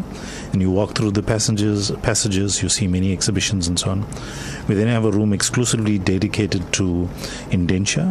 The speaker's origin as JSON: {"language": "English", "country": "South Africa", "said": "I'm South African, I'm not Indian"}